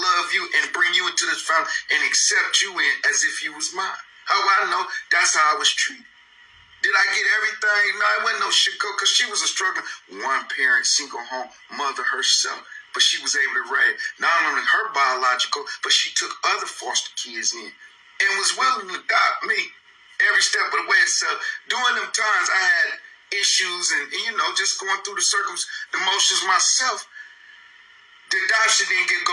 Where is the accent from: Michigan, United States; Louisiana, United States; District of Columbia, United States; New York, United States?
Michigan, United States; Flint; I came to the city of Flint under a ward of the state.